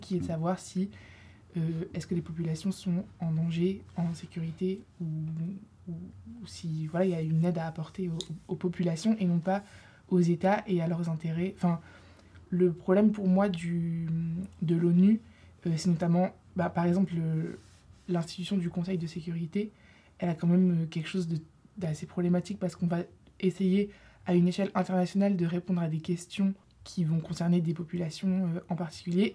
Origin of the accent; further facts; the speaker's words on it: Lille, Hauts-de-France, France; moved away; je suis en deuxième année ici à Sciences Po. Euh, je viens de Lille